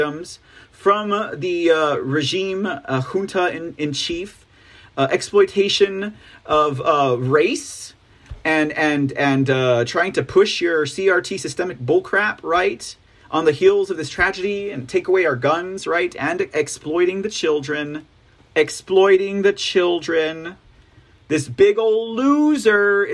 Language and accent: English; Texas, United States; I'm insulted as a Texan